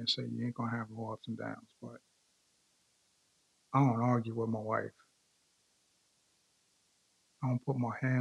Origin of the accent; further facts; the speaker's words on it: Hempstead, New York, United States; now in Frederick, Maryland, United States; I'm from New York. Let me be specific. Long Island. Hempstead, Long Island.